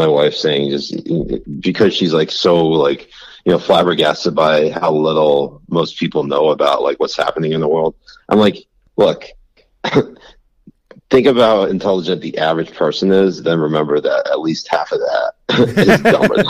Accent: Connecticut, United States; I also grew up in a very liberal part of the country. I grew up in Connecticut.

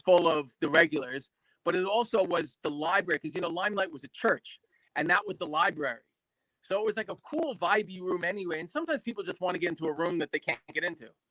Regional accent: New York, United States; I grew up in New York

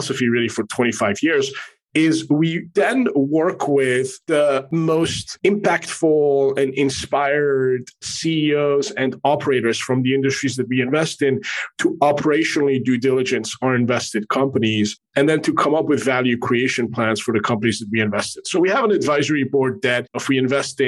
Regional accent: Paris, Île-de-France, France; also born or lived in Middle East / Manhattan, New York, United States / Canada; now in Miami, United States; I was born in the Middle East and grew up in France. I have a Canadian passport and have spent the past quarter of a century in Manhattan

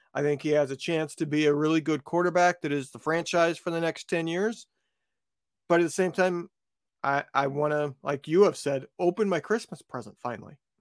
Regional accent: West Lafayette, Indiana, United States; moved away; I grew up where Purdue is, that's my hometown

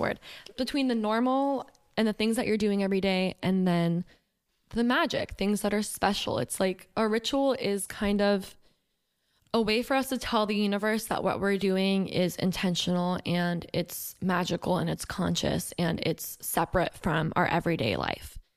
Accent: Johns Creek, Georgia, United States; I grew up in Johns Creek, Georgia

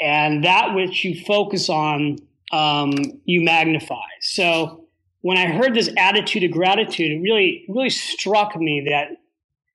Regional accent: California, United States; I was from California.

